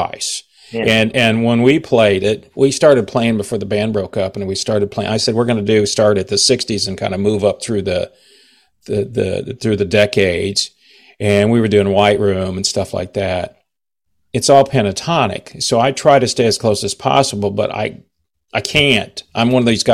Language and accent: English; Texas, United States; I grew up playing blues. I'm a blues guy. I'm from Texas, so I play a lot of Texas blues